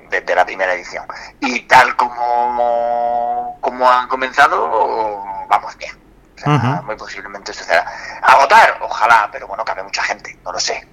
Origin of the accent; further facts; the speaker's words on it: Alhama de Murcia, Region of Murcia, Spain; also born or lived in Madrid; soy de la región, no soy de Cartagena, pero soy alameño, soy